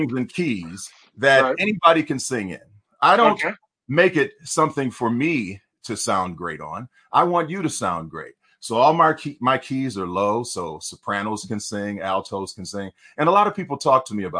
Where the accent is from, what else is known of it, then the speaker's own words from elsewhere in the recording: Detroit, Michigan, United States; now in California, United States; I'm from Detroit, Michigan